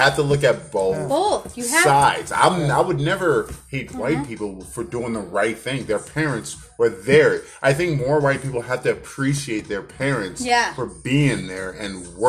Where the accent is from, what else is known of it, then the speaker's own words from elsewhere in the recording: Chicago, Illinois, United States; I was born and raised in the South Side of Chicago.